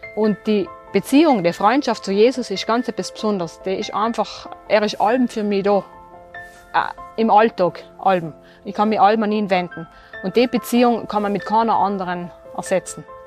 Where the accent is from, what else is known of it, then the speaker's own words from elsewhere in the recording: Terlan, Trentino-Alto Adige, Italy; also born or lived in Merano; Ich bin in Derlan aufgewachsen